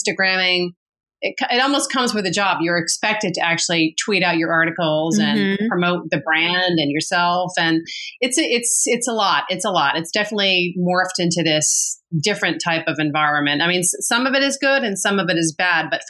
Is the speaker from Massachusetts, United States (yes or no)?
yes; Massachusetts, United States; moved away as an adult; now in New York City, United States; We grew up very nicely in Massachusetts